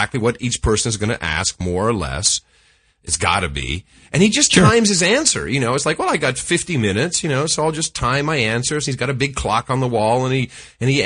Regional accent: United States; now in Netherlands; I'm an American

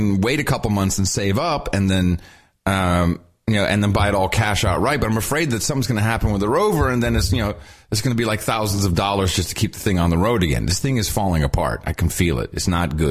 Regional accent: New Jersey, United States; moved away; also born or lived in London / San Francisco; I'm from Jersey

